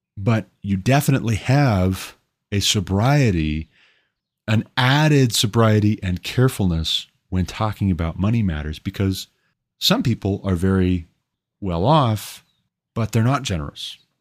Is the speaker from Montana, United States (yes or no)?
yes; Montana, United States; also born or lived in Hillsboro, Ohio; I moved my family back to my home state of Montana